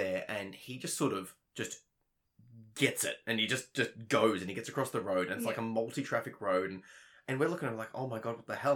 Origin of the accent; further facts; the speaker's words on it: Melbourne, Victoria, Australia; I'm used to living and growing up in Melbourne